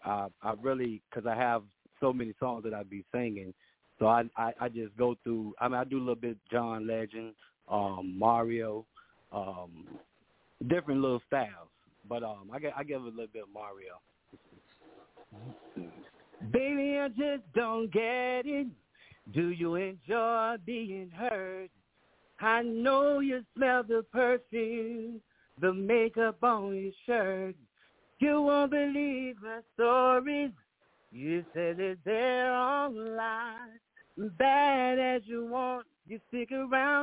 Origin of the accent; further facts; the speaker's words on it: Danville, Virginia, United States; I'm from Danville, Virginia. It's in between Lynchburg and Richmond